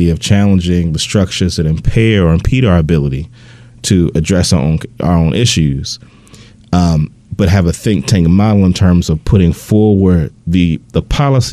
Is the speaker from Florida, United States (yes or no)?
no; Baltimore, Maryland, United States; I grew up close to where Adam lived in Northwest Baltimore